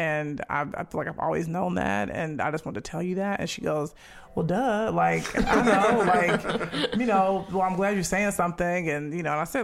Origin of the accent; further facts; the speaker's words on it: Chicago, Illinois, United States; moved away as an adult; now in Los Angeles, United States; I grew up on South Side of Chicago